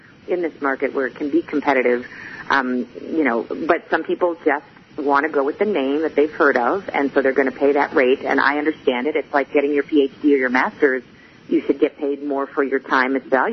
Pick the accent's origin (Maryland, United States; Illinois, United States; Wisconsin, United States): Illinois, United States; Chicago; I am from Chicago